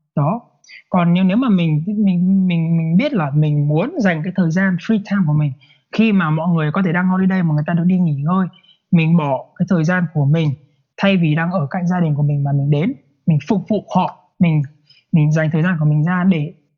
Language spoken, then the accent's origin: Vietnamese; Vietnam; moved away; cùng cái quê của mình quê quán của mình